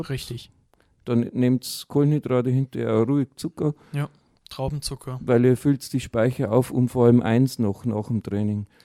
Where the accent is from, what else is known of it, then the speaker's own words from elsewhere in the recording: Bavaria, Germany; ich bin jetzt ein Bayer, ich sage der Butter.